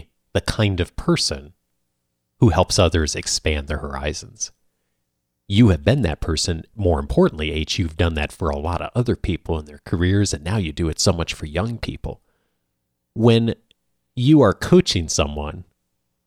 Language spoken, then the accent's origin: English; Chicago, Illinois, United States; I grew up in the Chicago area